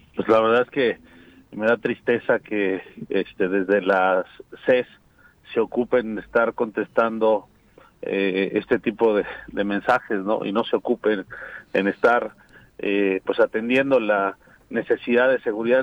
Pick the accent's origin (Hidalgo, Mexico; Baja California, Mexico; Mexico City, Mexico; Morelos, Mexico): Morelos, Mexico; somos de aquí de Morelos, aquí están nuestros hijos, aquí vamos a seguir viviendo